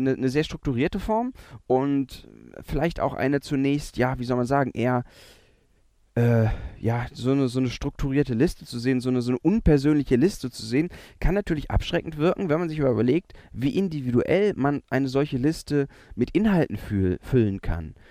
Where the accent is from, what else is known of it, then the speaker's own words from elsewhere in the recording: Germany; wir ähm, mit unserer Geschichte als, als Deutsche